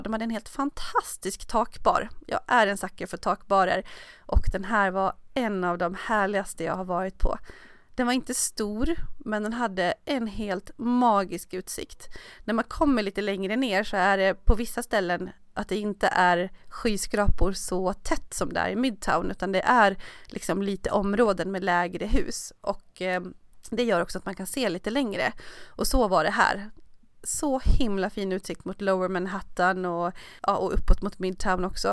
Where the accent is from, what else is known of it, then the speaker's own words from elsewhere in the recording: Sweden; moved away; hemma i Sverige